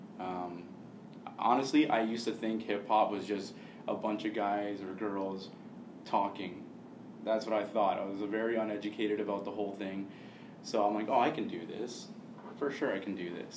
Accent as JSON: {"language": "English", "town": "Hamilton", "region": "Ontario", "country": "Canada", "said": "I'm from Hamilton, proud to be from Hamilton, love that city so much, I'm always going to love my city"}